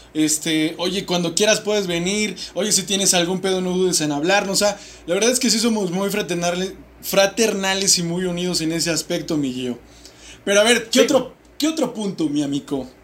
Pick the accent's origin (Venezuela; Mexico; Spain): Mexico; siendo mexicanos